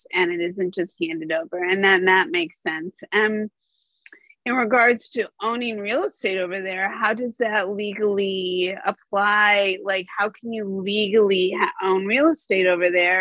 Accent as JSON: {"language": "English", "country": "United States", "also_born_or_lived": "Chicago / Los Angeles", "said": "as an American"}